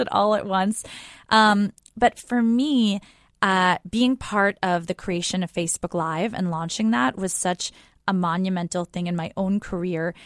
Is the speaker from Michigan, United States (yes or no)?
no; outside of New York City, United States; we grew up outside of New York City.